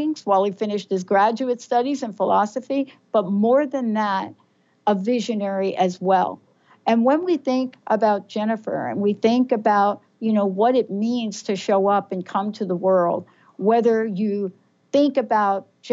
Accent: New York City, New York, United States; as a kid growing up in the Bronx

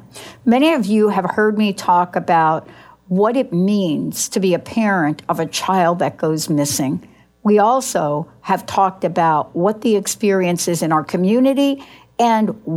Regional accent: New York, United States; I'm from New York.

